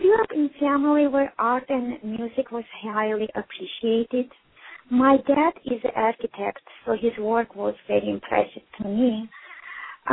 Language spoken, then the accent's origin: English; Armenia; moved away; also born or lived in Houston, Texas; I'm originally from Armenia.